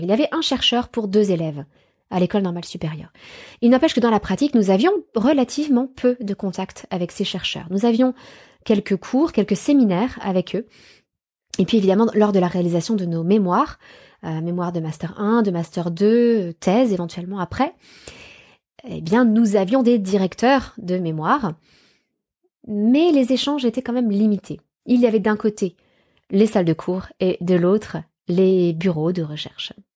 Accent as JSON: {"language": "French", "country": "France", "said": "chez nous en France"}